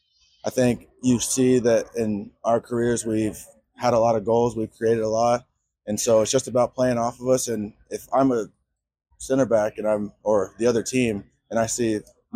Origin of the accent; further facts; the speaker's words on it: the South, United States; Y'all know I'm from the South, Southern hospitality, military family.